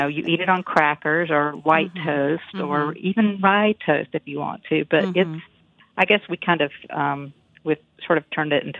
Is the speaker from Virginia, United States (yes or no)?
yes; Galax, Virginia, United States; moved away; Galax, my hometown